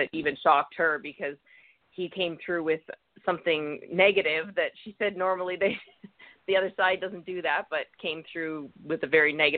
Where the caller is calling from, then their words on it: Canada; from Canada.